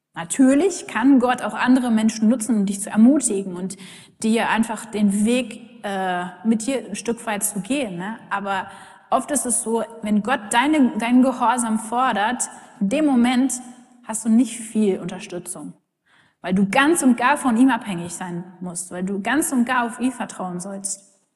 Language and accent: German; Germany; wir uns als Deutsche